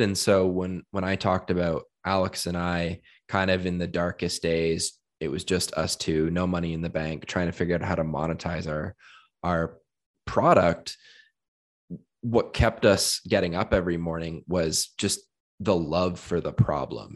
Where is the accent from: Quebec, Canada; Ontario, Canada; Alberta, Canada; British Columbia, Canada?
Ontario, Canada; Hamilton; I am from Hamilton, Ontario and spent, um, uh, many years growing up there